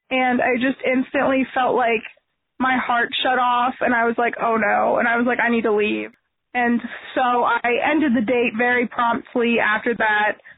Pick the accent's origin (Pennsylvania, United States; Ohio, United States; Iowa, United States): Ohio, United States; Cincinnati; We've been married two and a half months, and we are from Cincinnati, Ohio